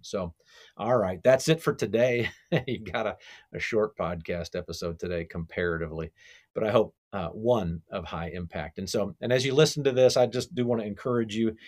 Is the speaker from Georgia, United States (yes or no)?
yes; Cobb County, Georgia, United States; here in my hometown here, Cobb County, Georgia.